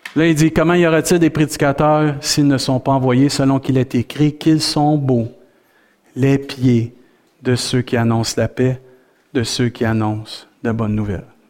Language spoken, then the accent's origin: French; Rimouski, Quebec, Canada; on est des Rimouskois sauvés